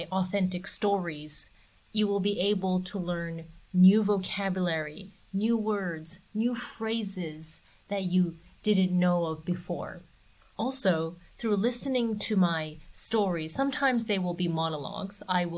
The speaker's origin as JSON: {"language": "English", "town": "Ottawa", "region": "Ontario", "country": "Canada", "tie": "born or raised there", "also_born_or_lived": "Tokyo, Japan", "second_language": "English", "said": "I grew up in Canada and Japan. I was bouncing back and forth like a ping pong ball between Ottawa, which is the capital city of Canada on the eastern coast of North America, and Tokyo, which is on the other side of the globe."}